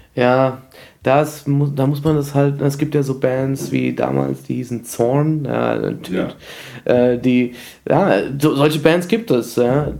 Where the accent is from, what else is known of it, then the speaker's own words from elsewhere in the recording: Frankfurt, Hesse, Germany; ich bin zwar in Frankfurt geboren